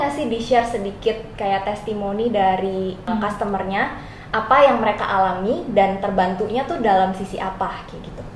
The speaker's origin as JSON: {"language": "Indonesian", "country": "Indonesia", "said": "kita orang Indo"}